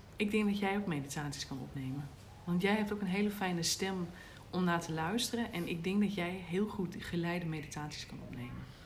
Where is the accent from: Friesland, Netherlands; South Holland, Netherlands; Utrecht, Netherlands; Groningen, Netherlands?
Groningen, Netherlands; ik ben natuurlijk wel echt ehm, als een Groninger opgevoed